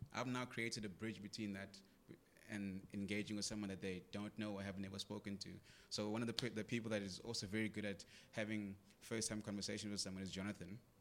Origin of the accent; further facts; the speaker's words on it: Greytown, KwaZulu-Natal, South Africa; I grew up in Greytown.